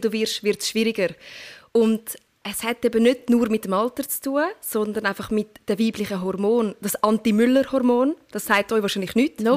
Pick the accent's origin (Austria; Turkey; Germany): Turkey; ich bin Türkin